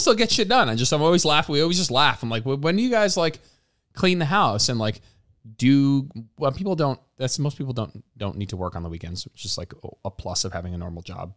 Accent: New Jersey, United States; moved away as an adult; now in Austin, United States; We lived, we grew up in New Jersey. We pr-, probably both grew up, like, what, thirty minutes from MetLife

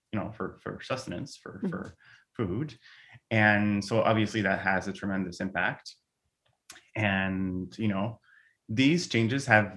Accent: Montreal, Quebec, Canada; first language French; English is a second language; moved away as an adult; I'm from Montreal

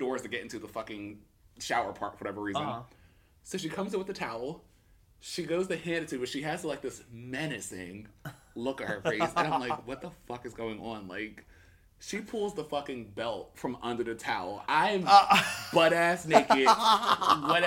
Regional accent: Pennsauken, New Jersey, United States; I grew up in Pensauken, we used to have rock fights

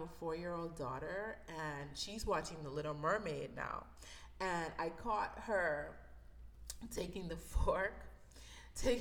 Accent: Bahamas; I grew up in the Bahamas, so I'm originally from the Bahamas.

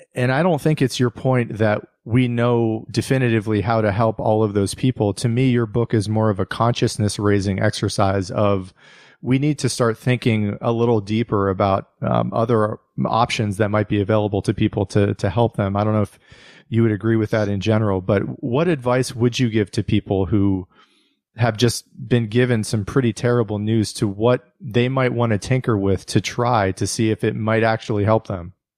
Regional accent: United States; my own life as an American

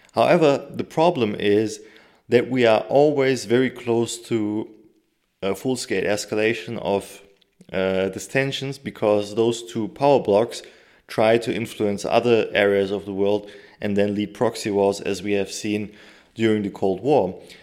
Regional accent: Turkey; my home country, Turkey

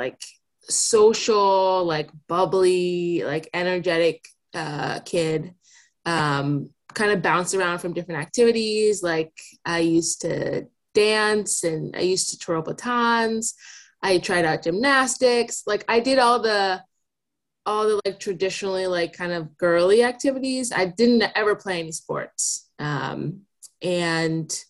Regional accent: New Jersey, United States; moved away as an adult; also born or lived in New York City; now in Seattle, United States; I grew up in New Jersey in like a really, like a fairly rural part of town.

